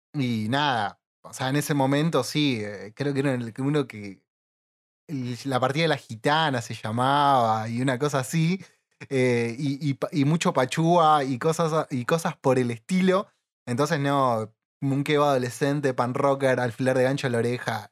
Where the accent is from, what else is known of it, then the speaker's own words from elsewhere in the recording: Villa Ballester, Buenos Aires Province, Argentina; Tanto Leo como yo somos de Villa Ballester, o bueno, alrededores